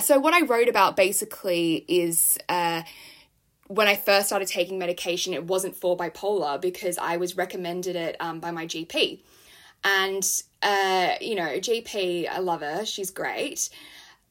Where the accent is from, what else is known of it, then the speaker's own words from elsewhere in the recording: Sydney, New South Wales, Australia; now in London, United Kingdom; I am from Sydney, Australia. I'm currently living in London